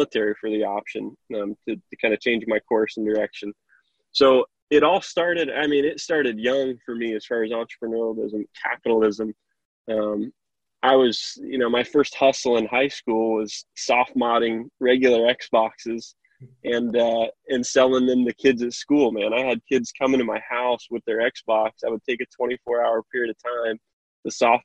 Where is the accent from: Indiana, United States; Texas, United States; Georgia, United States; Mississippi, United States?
Indiana, United States; Kokomo; I'm from Kokomo, Indiana, and I love my city, love my town.